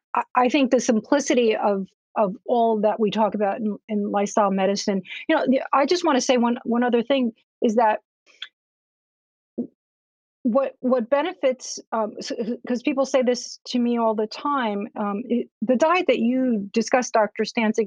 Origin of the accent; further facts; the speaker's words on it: Cuba; I'm also Latin American. I'm from Cuba.